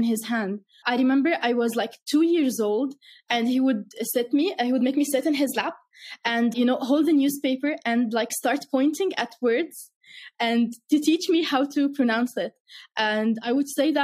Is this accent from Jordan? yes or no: yes; Irbid, Irbid Governorate, Jordan; I grew up in the north of Jordan in a city called Irbid.